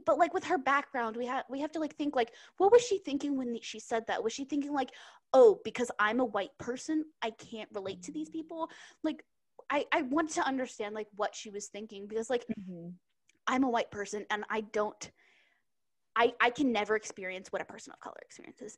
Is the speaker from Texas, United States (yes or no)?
yes; Texas, United States; I grew up in Texas